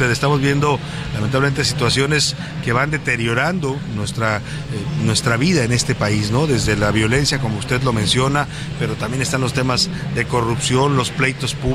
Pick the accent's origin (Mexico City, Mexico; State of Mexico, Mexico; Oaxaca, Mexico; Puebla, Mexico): Mexico City, Mexico; pero pues llegamos aquí, José Luis y yo, como buenos chilangos, veníamos